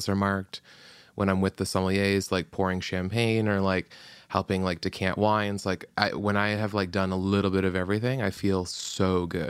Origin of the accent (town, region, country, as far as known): Connecticut, United States